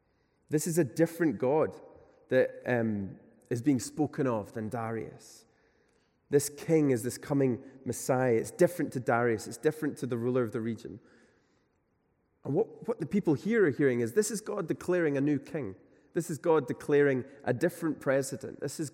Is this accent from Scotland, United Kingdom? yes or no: yes; Glasgow, Scotland, United Kingdom; You know, I come from Glasgow, and there's quite a unique class system there, I think, that exists.